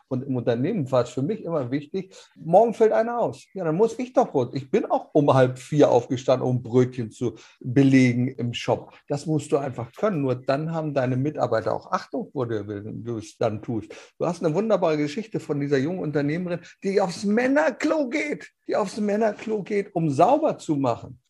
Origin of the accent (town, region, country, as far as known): Germany